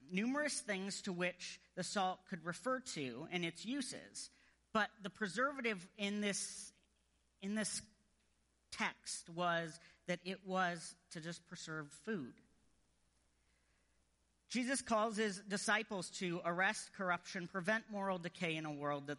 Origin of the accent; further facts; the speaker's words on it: United States; as an American